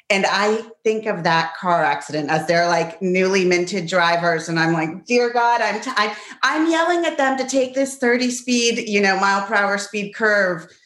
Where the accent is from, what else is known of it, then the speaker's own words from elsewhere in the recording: Pittsburgh, Pennsylvania, United States; also born or lived in La Plata, Argentina; So I was born in Argentina, but grew up in Pittsburgh.